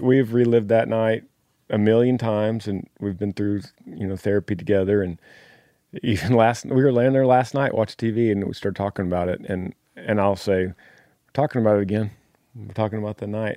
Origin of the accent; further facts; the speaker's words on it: Dallas, Texas, United States; also born or lived in Clifton, Texas; originally from Dallas